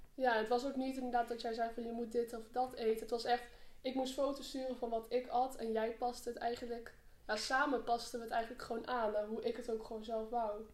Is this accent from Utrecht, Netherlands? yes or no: no; Arnhem, Gelderland, Netherlands; ik eh, ben 18 jaar, ik kom uit Arnhem